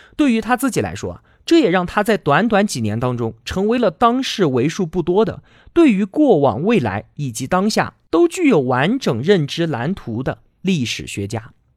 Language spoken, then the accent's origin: Chinese; China; 我们中国人